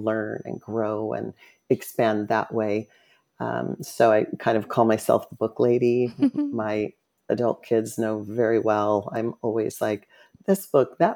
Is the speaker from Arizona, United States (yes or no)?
yes; Phoenix, Arizona, United States; I was born in Phoenix, Arizona, and lived with a single mom, a couple of sisters